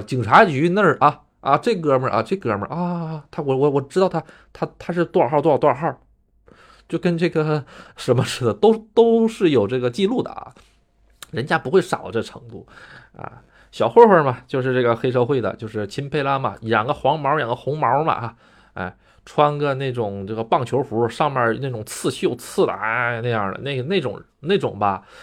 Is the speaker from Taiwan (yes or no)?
no; China; now in Japan; 咱们中国人的思想就是该花花，该，该省省